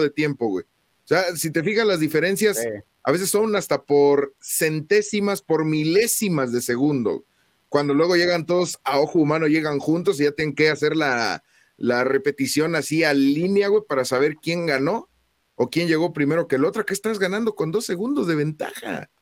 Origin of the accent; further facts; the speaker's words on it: Mexico; somos mexicanos